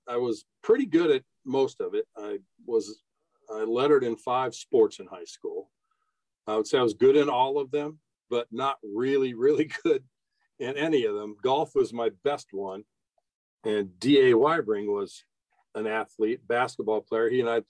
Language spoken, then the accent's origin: English; Keokuk, Iowa, United States; I mean, not to say we lived in a backwater town. It wasn't the tiniest town ever. I think we had 16,000 people there, but we didn't have cable TV or anything.